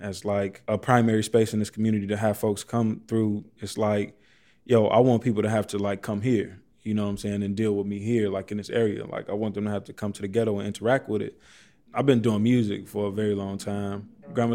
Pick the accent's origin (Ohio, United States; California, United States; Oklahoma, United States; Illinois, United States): Illinois, United States; Chicago; also born or lived in Pilsen, Chicago; I'm from Auburn, Gresham. That's where I was born and raised. Just always been on the South Side.